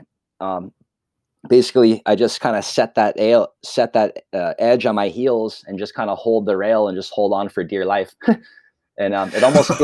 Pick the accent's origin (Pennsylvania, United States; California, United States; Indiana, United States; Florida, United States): California, United States; Ojai; also born or lived in Ventura, California; I kind of grew up in Ojai Valley, and I moved to Ventura not till I was 15